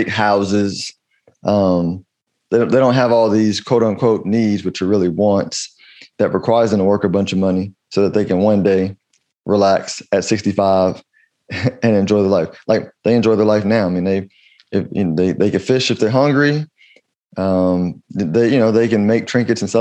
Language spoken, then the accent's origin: English; United States; as an American